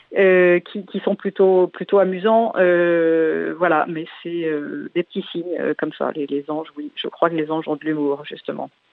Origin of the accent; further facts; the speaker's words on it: Landerneau, Brittany, France; mon père, dans la déclaration à la mairie de Landerneau où je suis née, dans le Finistère